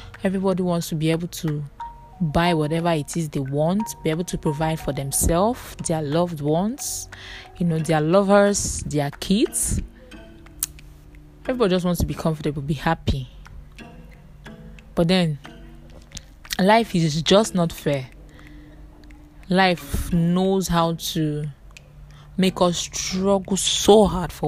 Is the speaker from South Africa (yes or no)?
no; Nigeria; I'm a Nigerian